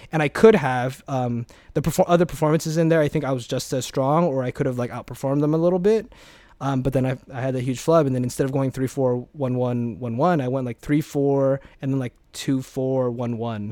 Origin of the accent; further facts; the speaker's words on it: Alhambra, California, United States; also born or lived in Hong Kong; I grew up in Alhambra, the sixty-six